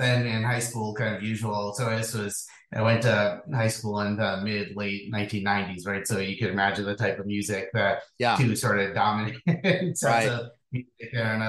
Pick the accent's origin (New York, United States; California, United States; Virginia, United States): New York, United States; Hudson Valley; moved away; I grew up in New York State, about halfway between New York City and Albany.